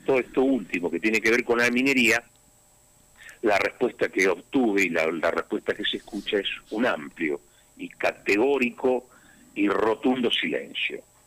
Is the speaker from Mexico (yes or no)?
no; Santa Cruz, Argentina; mis hermanos santacruceños, con los vecinos santacruceños